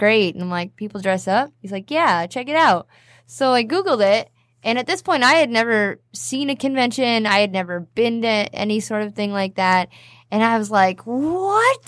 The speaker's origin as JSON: {"language": "English", "country": "Canada", "moved": "as an adult", "lives_now": "United States", "said": "I'm Canadian"}